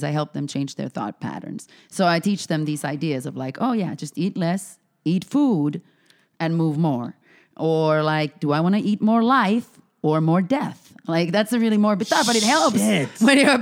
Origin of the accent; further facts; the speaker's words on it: Finland; moved away; I'm originally from Finland.